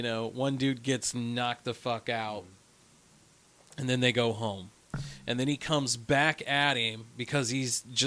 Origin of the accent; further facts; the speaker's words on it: Illinois, United States; now in Missouri, United States; I'm from Illinois.